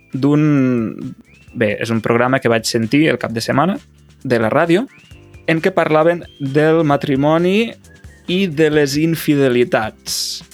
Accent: Catalonia, Spain; som catalans

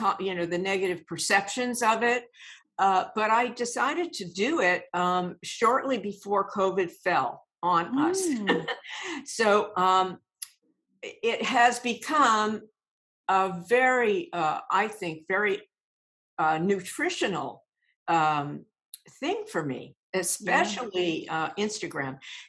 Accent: Massachusetts, United States; I grew up in Massachusetts a little bit, but I kind of like to say all over the United States

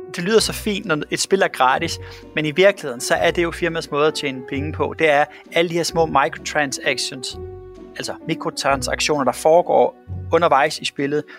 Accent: Svendborg, Southern Denmark, Denmark; Da jeg sad hjemme i Svendborg og var en lille dreng

